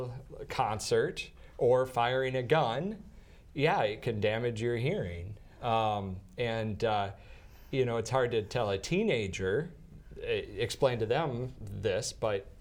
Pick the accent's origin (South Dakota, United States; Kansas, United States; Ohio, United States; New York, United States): South Dakota, United States; Madison; now in Brookings, United States; I'm from Madison, South Dakota